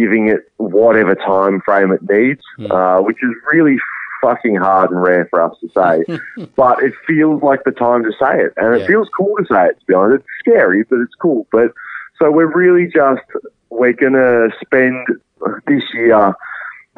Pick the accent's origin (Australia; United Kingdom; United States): Australia; as Australians